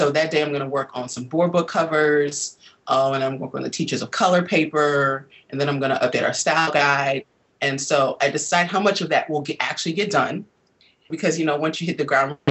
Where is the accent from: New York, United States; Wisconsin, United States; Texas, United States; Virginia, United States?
Wisconsin, United States; Milwaukee; moved away as an adult; now in Washington, D.C., United States; growing up in Milwaukee, where I'm originally from